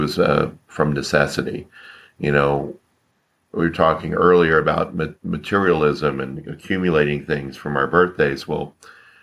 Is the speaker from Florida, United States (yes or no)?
yes; Florida, United States; moved away as an adult; also born or lived in Orlando, Florida; now in California, United States; I'm from Florida, so I was born in Florida, grew up in Florida, stayed in Florida until around 1999.